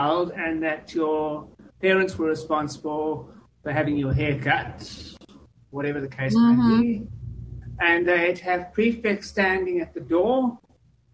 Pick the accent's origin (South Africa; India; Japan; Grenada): South Africa; moved away; I come from South Africa, and when I went to school in the mid-80s